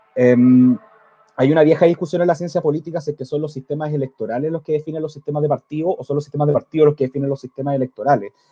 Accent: Chile; nosotros como chilenos

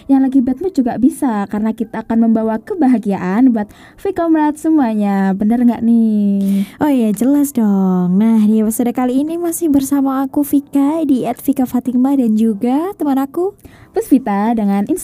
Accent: Tulungagung, East Java, Indonesia; aku asli Tulungagung jadi aku lahir juga di Tulungagung besar di Tulungagung tapi orang tua aku sih yang nggak dari Tulungagung

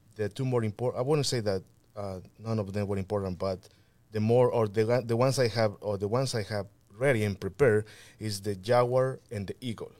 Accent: Mixteca Poblana, Puebla, Mexico; English is a second language; now in Aurora, United States; I was born in Puebla in, in a, well, en la, en la Mixteca Poblana.

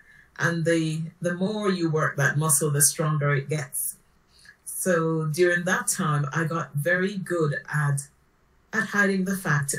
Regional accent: Jamaica; now in United Kingdom; Home for me is the Caribbean. I was born in Jamaica

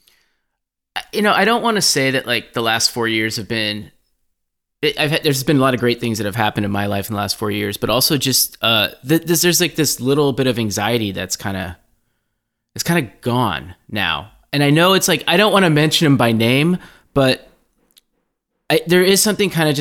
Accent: Oakland, California, United States; I grew up here, and I grew up in Oakland, California

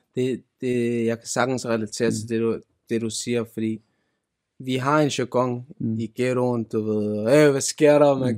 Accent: Denmark; Jeg er født og opvokset i Danmark

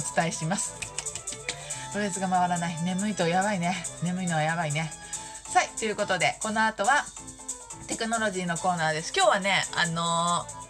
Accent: Shizuoka, Japan; 多分地元静岡

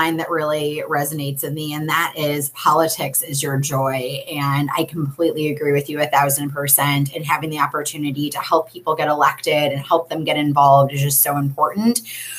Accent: Chicago, Illinois, United States; I grew up in Lincoln Park and I went to Abraham Lincoln Elementary.

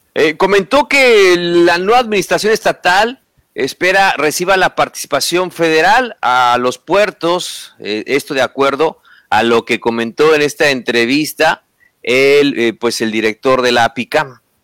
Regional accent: Mexico; como mexicanos

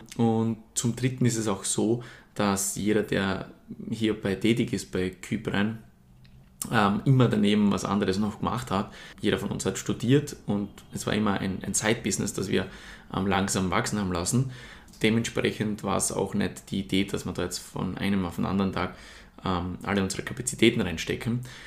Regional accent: Murtal, Styria, Austria; ich komme aus der Steiermark, genau genommen aus dem Murtal

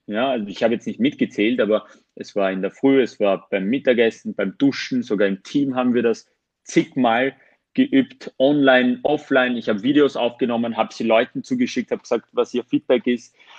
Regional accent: Armenia; moved away; ich bin ursprünglich Armenier

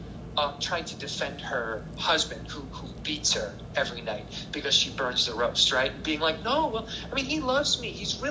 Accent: United States; moved away; I'm an American

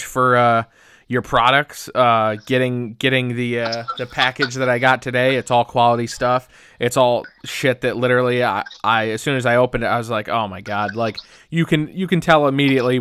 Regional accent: Syracuse, New York, United States; I'm from Syracuse. I started going to shows in the early 2000s

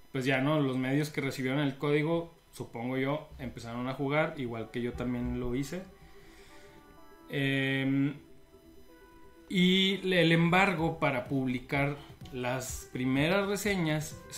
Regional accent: Mexico; como mexicanos

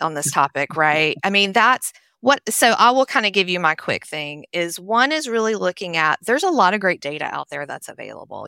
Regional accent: Nashville, Tennessee, United States; also born or lived in Charlotte; now in Blue Ridge Mountains, United States; I grew up in Nashville, Tennessee, which you can probably tell from my accent

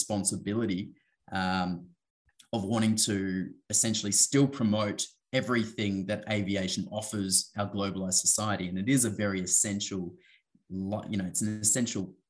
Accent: Western Australia, Australia; I was fortunate to grow up and actually have some very sort of close experiences with some of the native title owners of various parts of Western Australia

